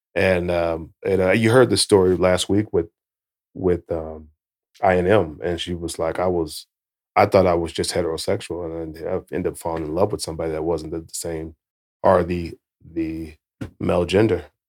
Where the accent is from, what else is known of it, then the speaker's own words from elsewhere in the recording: United States; I'm from America